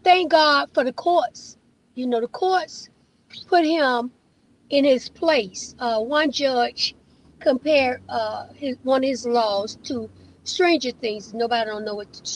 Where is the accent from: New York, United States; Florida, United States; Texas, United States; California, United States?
Florida, United States; I am born and raised in Florida